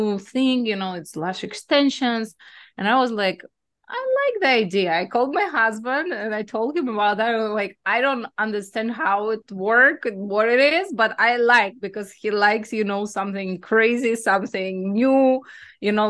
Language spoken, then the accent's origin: English; Belarus; moved away as an adult; also born or lived in Greece; now in United States; my home country is Belarus. I was born in Belarus